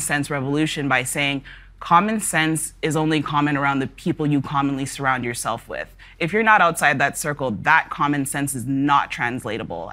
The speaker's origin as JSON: {"language": "English", "town": "Toronto", "region": "Ontario", "country": "Canada", "tie": "born or raised there", "said": "I grew up in the Northwest Corridor of Toronto, and one day I grew up in Etobicoke, the next day I was in Toronto."}